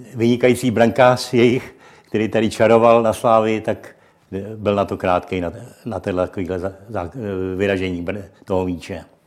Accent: Czechia; jako Čech

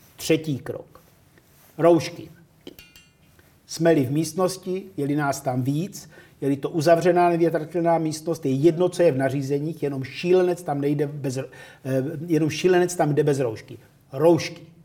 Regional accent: Czechia; ale jsme Češi.

